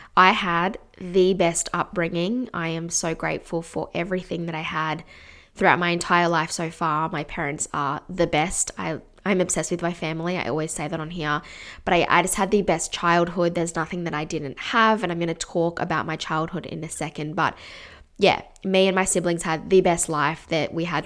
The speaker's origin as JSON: {"language": "English", "town": "Canberra", "region": "Australian Capital Territory", "country": "Australia", "tie": "born or raised there", "said": "I grew up in Canberra"}